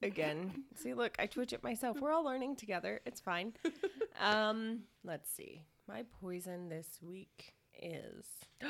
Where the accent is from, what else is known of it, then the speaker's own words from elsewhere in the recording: Atlanta, Georgia, United States; Yeah, I grew up in Peachtree Battle. Whoop whoop, living with my aunt.